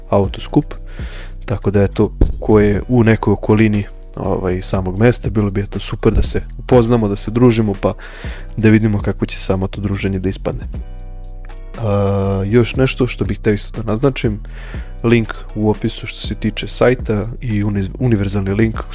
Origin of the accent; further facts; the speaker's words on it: Novi Sad, Vojvodina, Serbia; kod nas u Novom Sadu